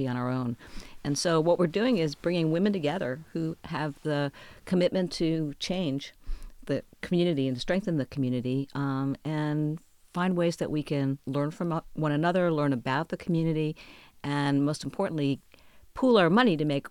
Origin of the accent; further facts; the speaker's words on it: New York, United States; moved away as an adult; also born or lived in Texas / Austin, Texas; I'm a New Yorker